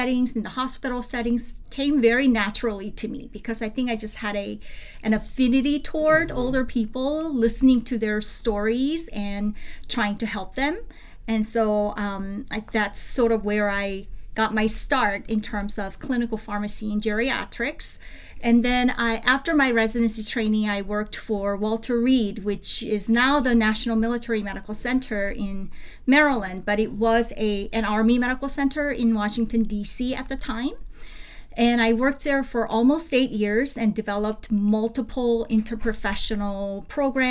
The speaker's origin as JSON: {"language": "English", "country": "South Korea", "tie": "born or raised there", "moved": "yes", "said": "Growing up in South Korea, I lived with my grandparents for many years."}